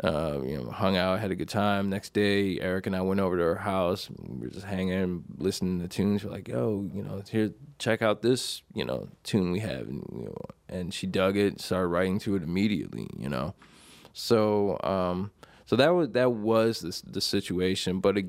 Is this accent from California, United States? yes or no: no; Buffalo, New York, United States; I grew up in Buffalo, New York.